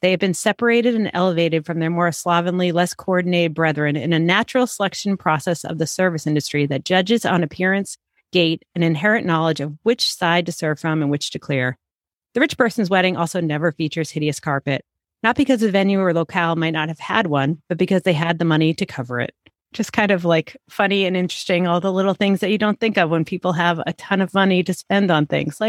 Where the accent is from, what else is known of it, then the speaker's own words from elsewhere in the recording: United States; what it's like to be Puerto Rican growing up in the United States